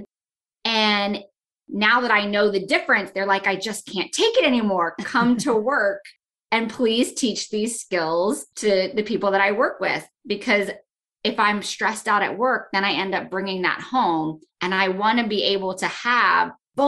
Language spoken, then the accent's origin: English; Florida, United States; moved away as an adult; now in North Carolina, United States; I'm from Florida, and for me, that meant being a Florida girl